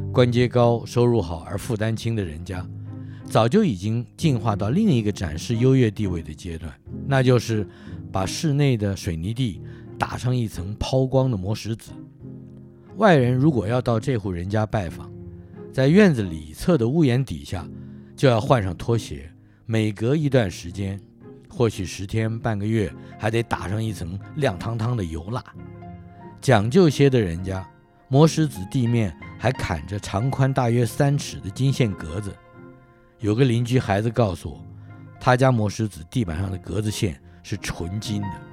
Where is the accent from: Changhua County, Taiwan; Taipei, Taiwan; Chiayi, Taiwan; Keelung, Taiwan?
Taipei, Taiwan; 至于我的老家，你也可以这样描述。它就在龙江街口，也可以按着门牌说，那是辽宁街一一六巷五十二号。你也可以说是南京东路三段第四排